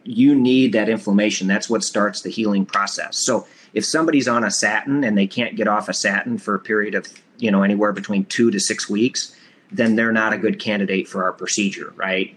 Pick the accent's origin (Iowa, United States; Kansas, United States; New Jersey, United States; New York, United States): Iowa, United States; I'm from Iowa